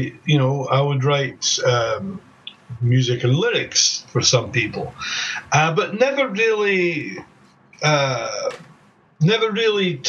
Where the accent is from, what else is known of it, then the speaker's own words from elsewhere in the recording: Scotland, United Kingdom; moved away as an adult; also born or lived in Belgium / Los Angeles; I'm originally from Scotland. My parents are English and Scottish. I moved to Belgium in 1981 to finish my education